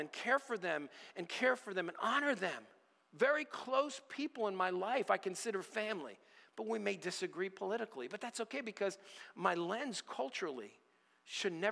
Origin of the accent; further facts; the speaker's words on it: United States; I'm an American, born American, true blue, red, white, and blue